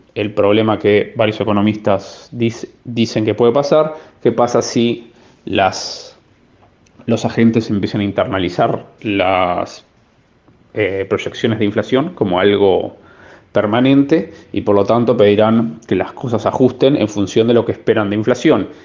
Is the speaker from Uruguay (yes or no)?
yes; Uruguay; moved away